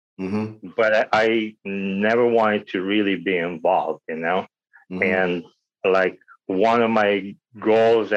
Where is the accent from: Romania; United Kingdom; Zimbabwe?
Romania; moved away; I was born in Romania, you know, under the communist regime at the time.